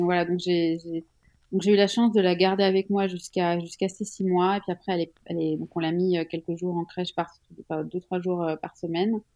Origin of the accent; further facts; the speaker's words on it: Switzerland; Je suis suisse